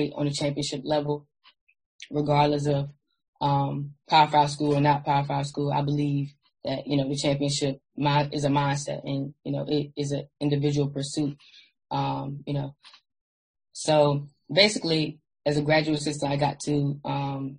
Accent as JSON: {"language": "English", "town": "Virginia Beach", "region": "Virginia", "country": "United States", "said": "I'm from Virginia Beach, Virginia"}